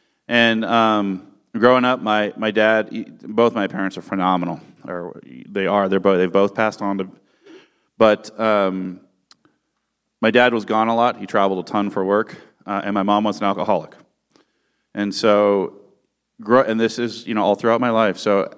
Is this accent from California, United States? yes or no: yes; California, United States; And I grew up in the San Francisco Bay Area. My family is from Northern Europe